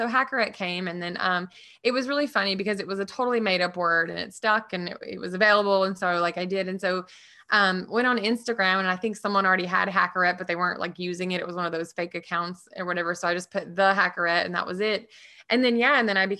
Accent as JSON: {"language": "English", "region": "the South", "country": "United States", "tie": "born or raised there", "said": "I was always like really resourceful because I grew up really poor in the South, right?"}